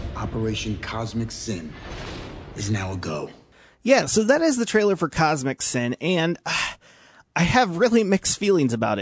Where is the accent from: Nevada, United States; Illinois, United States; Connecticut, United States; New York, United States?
Illinois, United States; Washington; now in Peoria, United States; I grew up in Washington, live in Peoria now